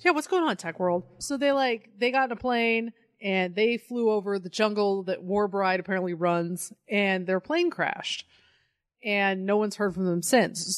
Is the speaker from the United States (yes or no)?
yes; Colorado, United States; I'm from Colorado